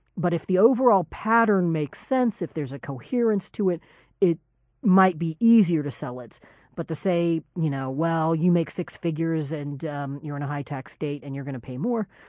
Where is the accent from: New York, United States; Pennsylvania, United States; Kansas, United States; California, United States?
Kansas, United States; I'm from Kansas